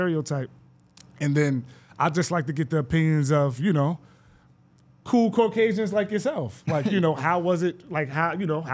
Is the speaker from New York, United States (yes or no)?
yes; Greenburgh, New York, United States; I'm from Greenburg